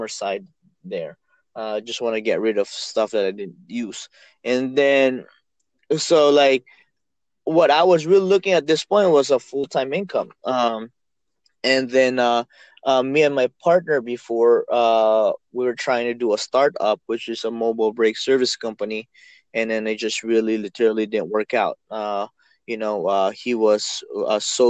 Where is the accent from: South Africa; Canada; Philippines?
Philippines; moved away; I'm from the Philippines, me and my wife